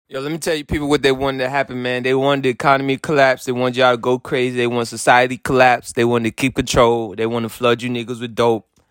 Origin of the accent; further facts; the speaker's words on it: Haiti; I'm from Haiti